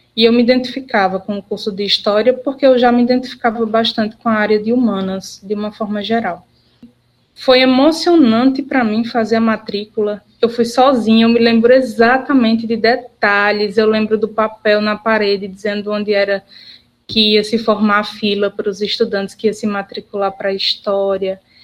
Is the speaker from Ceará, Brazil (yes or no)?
yes; Barbalha, Ceará, Brazil; also born or lived in Juazeiro do Norte; Eu sou natural da cidade de Barbalha, aqui no Cariri Cearense